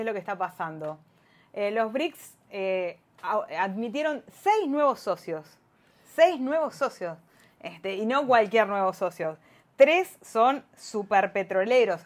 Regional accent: Argentina; Como Argentina

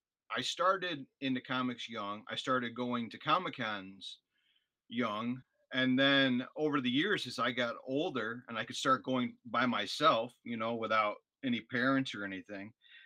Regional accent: Illinois, United States; now in Northwest Indiana, United States; And so when we moved to Northwest Indiana, because I'm a transplant from Illinois, we decided that the area itself needed something.

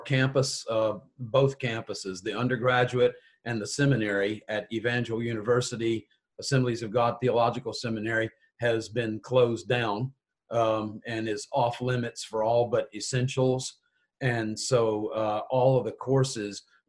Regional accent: Richmond, Virginia, United States; moved away as an adult; also born or lived in Mississippi / Israel; I was born in Richmond, Virginia and grew up there

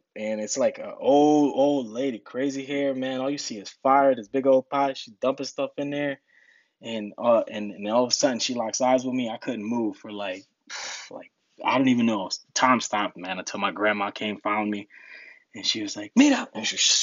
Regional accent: Rahway, New Jersey, United States; born or raised there; English is a second language; also born or lived in Newark, New Jersey / Dominican Republic

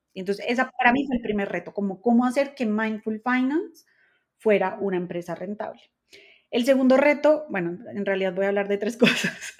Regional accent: Colombia; yo soy colombiana

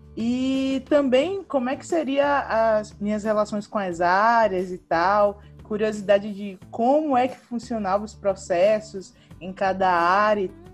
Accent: Bahia, Brazil; moved away as an adult; now in Ceará, Brazil; vim da Bahia, é, estudei na UFBA

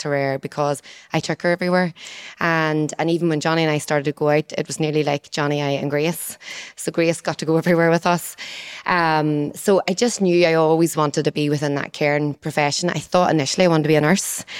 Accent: Moneymore, Northern Ireland, United Kingdom; I'm from Moneymore, and then I didn't move too far away from Moneymore in the fact that I still live there.

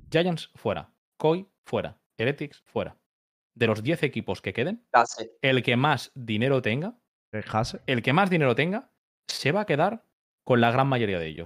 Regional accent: Spain; que soy español

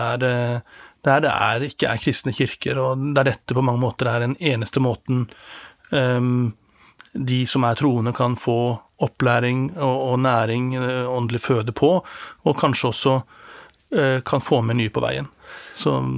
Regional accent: Norway; som står her som en nordmann

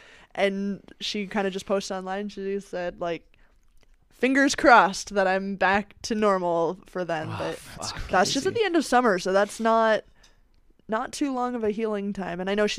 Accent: Canada

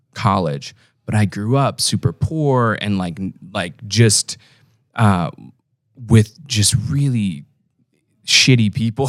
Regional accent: Omaha, Nebraska, United States; I'm from Omaha

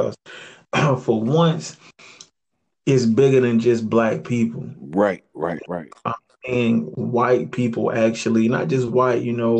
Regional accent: Chesterfield, Virginia, United States; It dominantly white school, definitely growing up in Chesterfield.

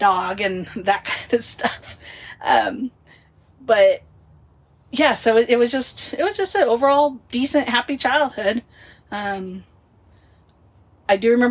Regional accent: Wenatchee, Washington, United States; I was born in Wenatchee, Washington, which is right in the smack dab middle of the state.

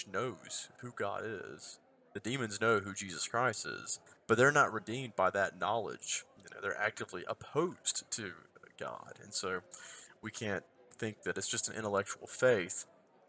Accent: the South, United States; I'm Southerner

